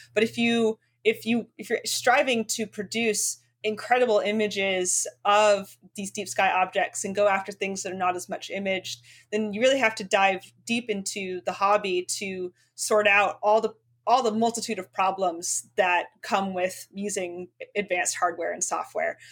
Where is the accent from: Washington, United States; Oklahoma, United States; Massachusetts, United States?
Washington, United States; Spokane; my hometown of Spokane, Washington